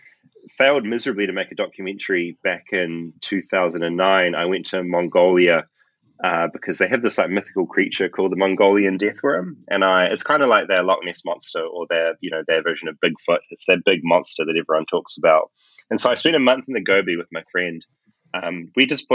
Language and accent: English; Tauranga, Bay of Plenty, New Zealand; grew up in Bethlehem